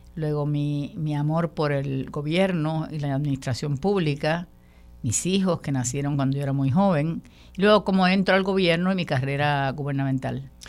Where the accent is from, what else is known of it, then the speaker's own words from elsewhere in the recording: Puerto Rico; todos somos puertorriqueños